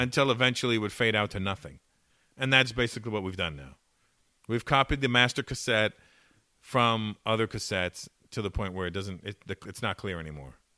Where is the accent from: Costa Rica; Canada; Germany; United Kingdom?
Canada; Toronto, Ontario; born or raised there